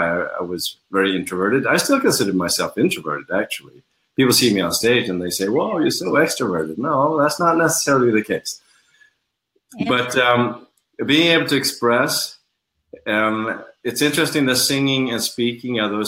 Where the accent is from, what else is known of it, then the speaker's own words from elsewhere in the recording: Sweden; now in Los Angeles, United States; I was born in Sweden